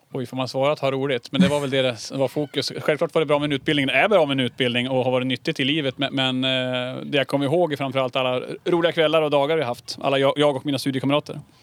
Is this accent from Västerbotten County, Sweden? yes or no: no; Härnösand, Västernorrland County, Sweden; moved away as an adult; also born or lived in London; jag är uppväxt inne i Härnösand